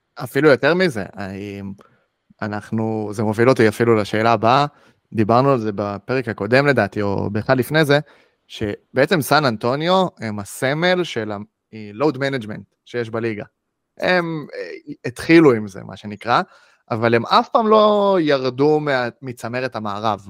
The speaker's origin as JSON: {"language": "Hebrew", "country": "Israel", "said": "בתור ישראלים"}